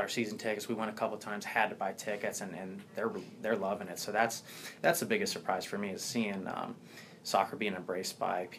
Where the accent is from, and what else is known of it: Cincinnati, Ohio, United States; born or raised there